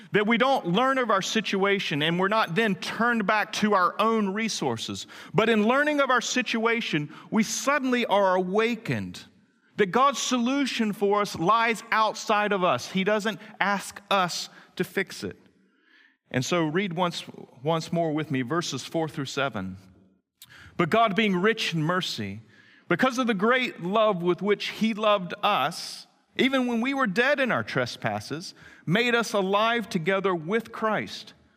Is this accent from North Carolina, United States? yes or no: yes; Greenville, North Carolina, United States; I grew up in Greenville, North Carolina, on West Haven Circle